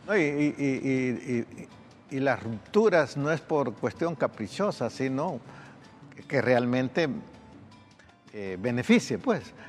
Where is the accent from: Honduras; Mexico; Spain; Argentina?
Honduras